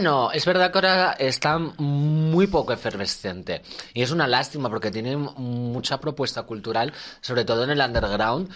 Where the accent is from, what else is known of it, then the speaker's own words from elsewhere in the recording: Magaluf, Balearic Islands, Spain; also born or lived in León; now in Madrid, Spain; me he criado en Magaluf.